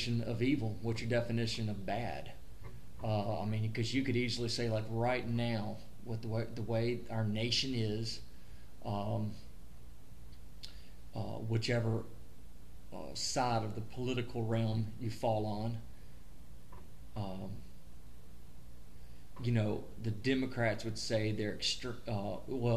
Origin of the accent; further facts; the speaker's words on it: American South, United States; Heck, I'm Southern